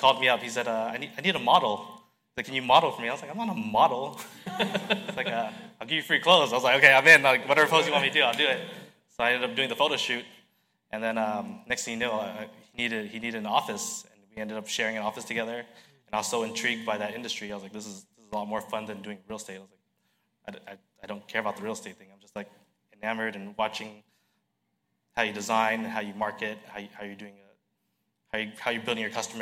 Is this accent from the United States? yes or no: yes; Westminster, California, United States; I was born and raised in Westminster, California